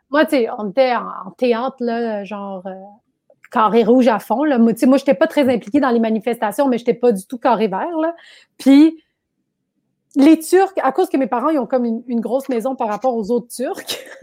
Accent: Quebec, Canada; also born or lived in Laval / Brossard; je suis né au Québec

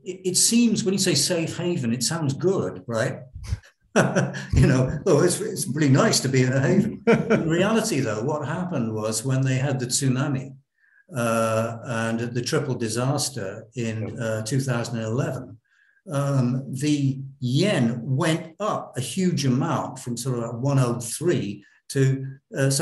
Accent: United Kingdom; moved away; we in the UK, we're both British

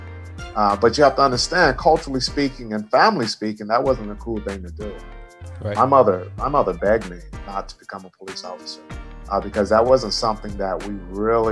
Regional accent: Longview, Texas, United States; now in Hawthorne, United States; I grew up in East Texas, a place called Longview

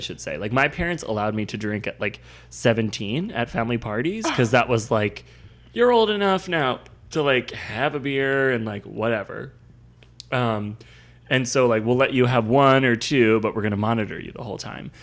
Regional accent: Northeast, United States; growing up in the Northeast

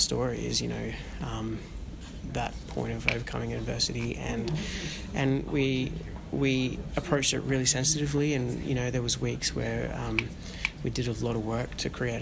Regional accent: Australia; being Australian

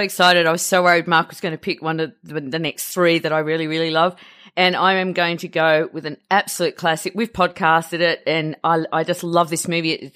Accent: Australia; being Australian

